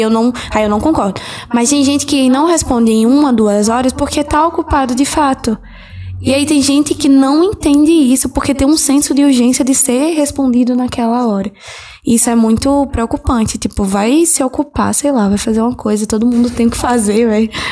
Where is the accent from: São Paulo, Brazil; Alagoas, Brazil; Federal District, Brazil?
Alagoas, Brazil; Northeast; accent: Nordeste (Alagoas); é, de Nordeste, Alagoas